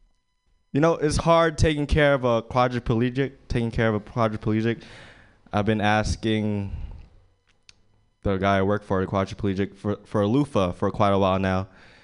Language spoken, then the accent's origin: English; Philippines; I'm Filipino. That's Chinese to most of you guys. Yeah, it's kind of hard being Filipino.